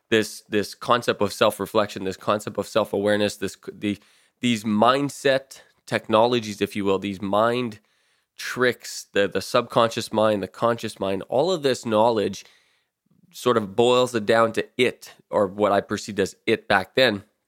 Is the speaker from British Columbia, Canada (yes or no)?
no; Timmins, Ontario, Canada; I was born and raised in Timmins, Ontario